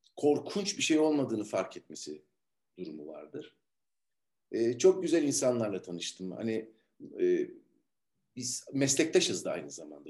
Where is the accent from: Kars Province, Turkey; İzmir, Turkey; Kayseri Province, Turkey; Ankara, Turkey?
İzmir, Turkey; siz muhtemelen benim İzmirli olduğumu biliyordunuz